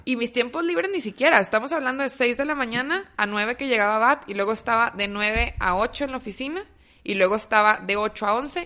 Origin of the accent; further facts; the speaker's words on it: Torreón, Coahuila, Mexico; now in Monterrey, Mexico; yo soy de Torreón, viviendo unos años ya varios aquí en Monterrey